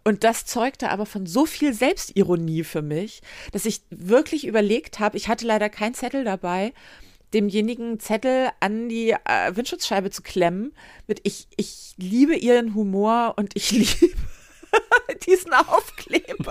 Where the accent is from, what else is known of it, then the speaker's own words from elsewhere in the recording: Northern Germany, Germany; Ich bin Norddeutsche, sehr auch.